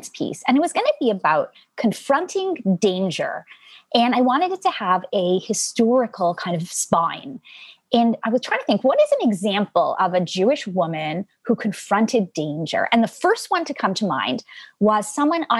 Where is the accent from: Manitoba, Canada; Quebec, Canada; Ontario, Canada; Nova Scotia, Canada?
Quebec, Canada; Montreal; first language Yiddish; English is a second language; I grew up in Montreal